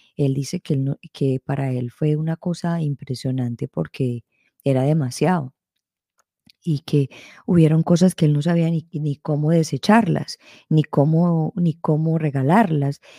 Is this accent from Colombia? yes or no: yes; Colombia; creciendo en la sociedad en que yo me crecí, en Colombia